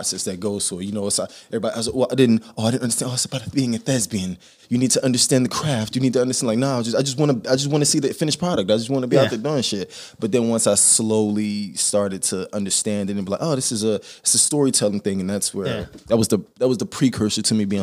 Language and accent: English; Atlanta, Georgia, United States; moved away as an adult; also born or lived in Baltimore, Maryland; now in Las Vegas, United States; Grew up in Atlanta